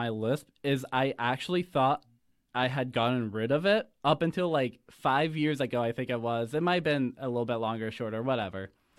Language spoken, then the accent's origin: English; Waynesburg, Pennsylvania, United States; I'm from Waynesburg, Pennsylvania, and I know it doesn't sound like it. My mouth is just shaped weird, you know? I've just stuck to the accent.